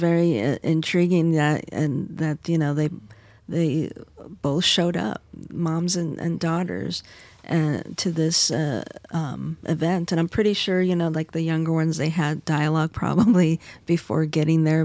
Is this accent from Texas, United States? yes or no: no; Arizona, United States; in my home state, Arizona